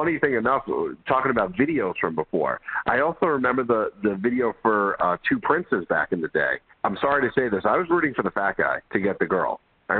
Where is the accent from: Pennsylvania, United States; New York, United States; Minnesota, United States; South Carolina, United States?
New York, United States; Brooklyn; And so you're from the Bronx, and Andy and I, we're from Brooklyn.